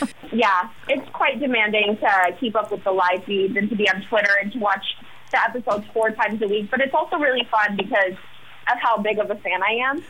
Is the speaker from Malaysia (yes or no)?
no; Chicago, Illinois, United States; moved away as an adult; now in Los Angeles, United States; I'm from Chicago, so I'm like a 45 minute train ride from you guys